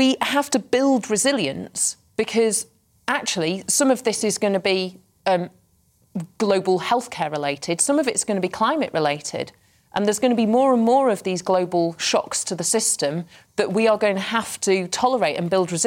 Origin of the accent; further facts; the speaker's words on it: Cheshire, North West England, United Kingdom; I'm from Cheshire